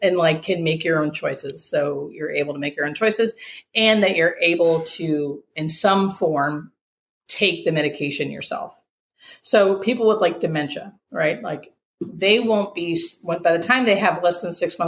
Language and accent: English; United States; we as Americans, or fucking as American citizens